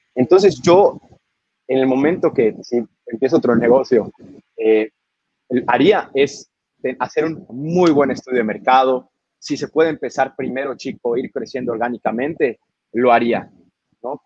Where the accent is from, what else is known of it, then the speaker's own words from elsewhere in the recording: Yucatán, Mexico; also born or lived in Edinburgh; mi tierra, nuestra tierra